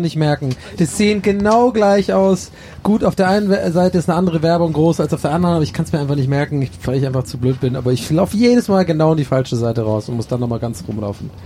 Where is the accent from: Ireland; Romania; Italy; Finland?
Ireland; now in Germany; wir Iren